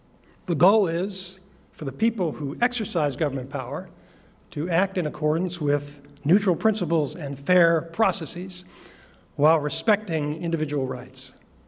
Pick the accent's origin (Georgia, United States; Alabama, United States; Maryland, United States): Maryland, United States; in my home state of Maryland, there was a U.S. attorney who served for 19 years